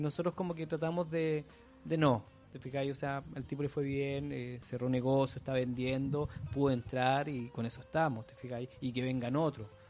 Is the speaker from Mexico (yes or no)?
no; Chile; also born or lived in Concepción, Chile